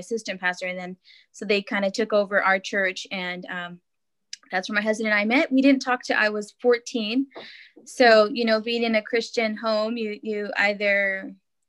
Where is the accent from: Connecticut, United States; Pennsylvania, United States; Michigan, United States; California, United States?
California, United States; I'm from California